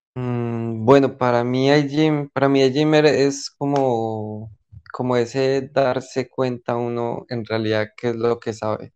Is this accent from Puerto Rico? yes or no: no; Colombia; moved away as an adult; now in Portugal; yo soy de Colombia, pero ahorita en este momento estoy viviendo pues en Portugal